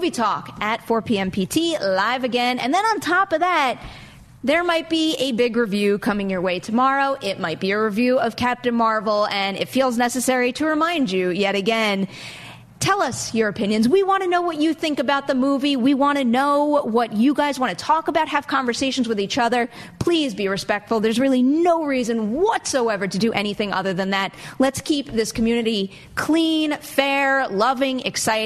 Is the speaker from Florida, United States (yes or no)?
no; Long Island, New York, United States; growing up on Long Island